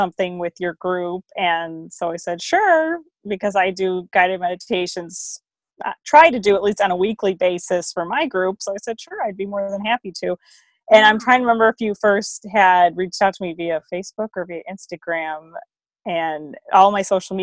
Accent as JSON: {"language": "English", "town": "Chicago", "region": "Illinois", "country": "United States", "said": "I'm from Chicago, so I'm no stranger to the heat. And I live there with my husband"}